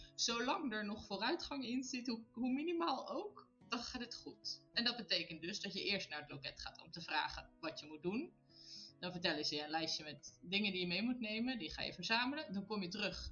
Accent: Netherlands; moved away as an adult; now in Italy; wij Nederlanders zijn het heel direct

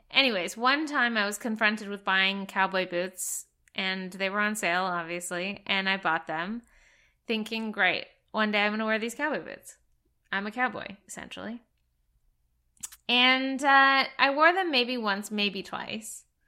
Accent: Alberta, Canada; moved away; I'm from Alberta, which is sort of the cowboy section of Canada

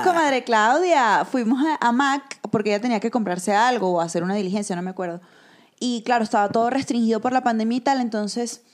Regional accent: Venezuela; nosotras, que somos venezolanas

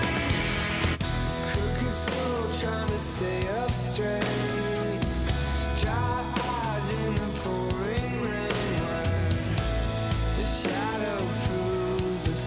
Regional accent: Detroit, Michigan, United States; my hometown teams

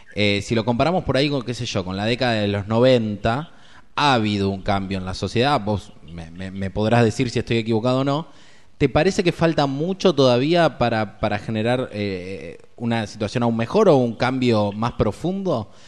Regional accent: Rosario, Santa Fe, Argentina; also born or lived in San Justo, La Matanza; yo soy rosarino, pero tuve la chance de vivir un par de años en San Justo, ahí en La Matanza

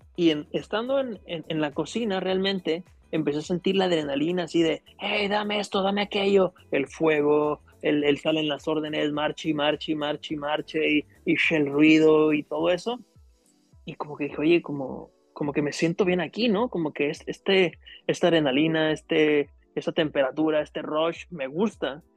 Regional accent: El Grullo, Jalisco, Mexico; now in Los Cabos, Mexico; Yo soy originario de, del Grullo, Jalisco, es de un pequeño pueblo ahí en, en, Jalisco, muy cerca de Guadalajara, como un par de horas, ¿no? Ahí, ahí crecí, ahí estuve viviendo mi niñez

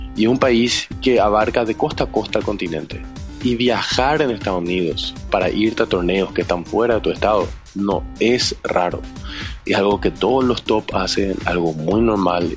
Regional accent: Paraguay; acá en Paraguay

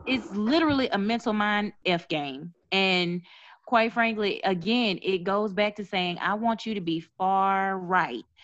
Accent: Mississippi, United States; I'm from Mississippi

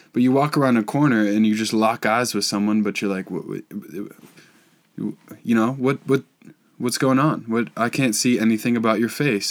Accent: Boulder, Colorado, United States; I'm from Boulder

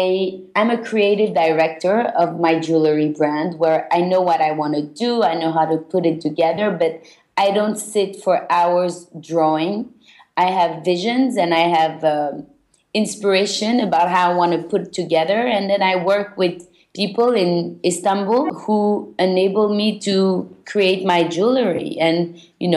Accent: Belgium; moved away; also born or lived in London; I was born and raised in Belgium. I'm originally Turkish Jewish

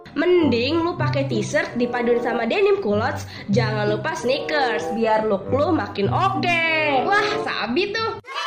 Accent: Indonesia; gue kan berasal dari Jawa

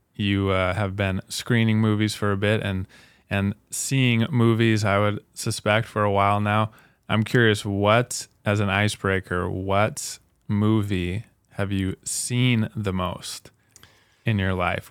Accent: Salt Lake City, Utah, United States; now in Spokane, United States; I'm from Salt Lake City

